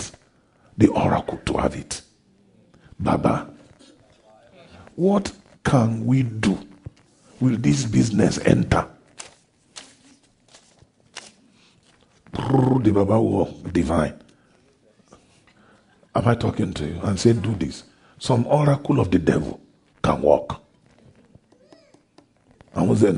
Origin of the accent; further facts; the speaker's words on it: Ondo, Nigeria; I'm from Ondo State in a town called O.